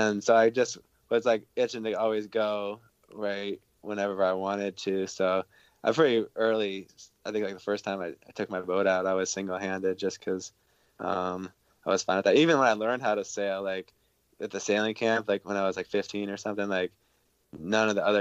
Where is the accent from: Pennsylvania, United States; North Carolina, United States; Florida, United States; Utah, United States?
North Carolina, United States; Wake Forest; I grew up in North Carolina, in Wake Forest